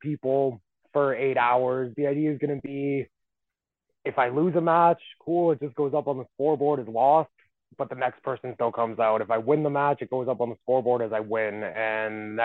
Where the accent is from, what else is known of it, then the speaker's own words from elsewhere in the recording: Calgary, Alberta, Canada; I'm from Calgary, is where I'm originally from.